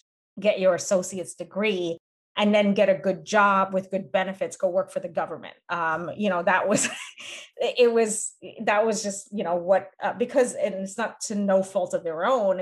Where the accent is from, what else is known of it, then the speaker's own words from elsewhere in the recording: United States; being raised in this dual culture of being Cambodian being American